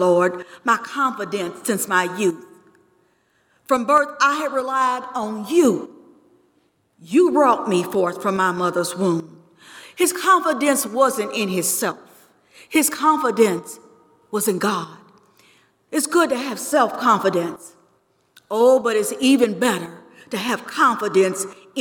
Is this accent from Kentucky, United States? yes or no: yes; Georgetown, Kentucky, United States; I grew up here in Georgetown, Kentucky.